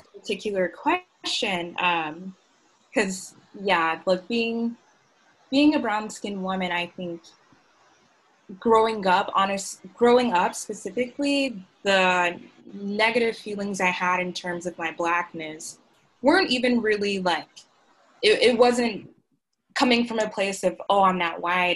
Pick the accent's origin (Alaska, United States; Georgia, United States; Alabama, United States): Georgia, United States; Augusta; I grew up in Augusta, Georgia, um, South Augusta.